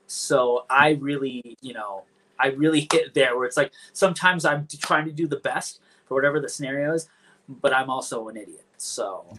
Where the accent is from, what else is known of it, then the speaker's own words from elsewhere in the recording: Los Angeles, California, United States; Here in LA.